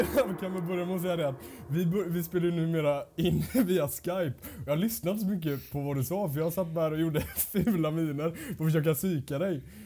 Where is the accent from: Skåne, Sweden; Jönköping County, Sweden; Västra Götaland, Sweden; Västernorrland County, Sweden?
Västra Götaland, Sweden; Gothenburg; now in Linköping, Sweden; jag kommer faktiskt från Göteborg